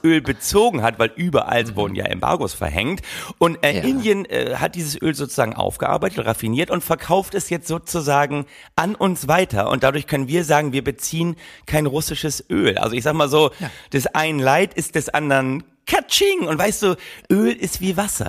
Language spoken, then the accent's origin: German; Oldenburg, Lower Saxony, Germany; ich komme ja äh, aus Oldenburg